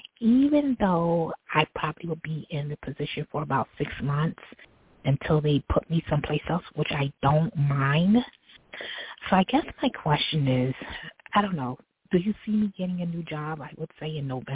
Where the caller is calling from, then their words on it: New York City, New York, United States; I'm actually calling from New York City.